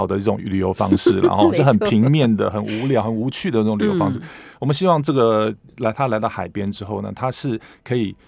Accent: Taipei, Taiwan; moved away as an adult; now in Keelung, Taiwan; 从小住在大安区哦，搬到啊海港边哦

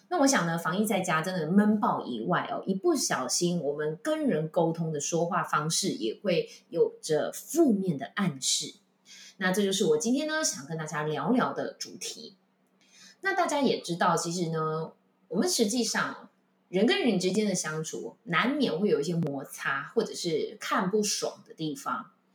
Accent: Taichung, Taiwan; moved away as an adult; also born or lived in Taipei; 像我是台中人

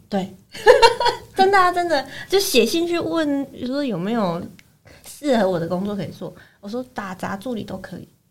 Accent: Taichung, Taiwan; 台中，我是台中人嘛，台中那个国美馆，它每两年都有一个版画双年展

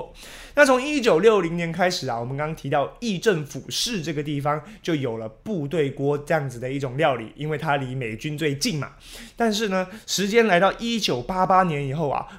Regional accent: Taiwan; 我们台湾人常吃到的各式各样的火锅

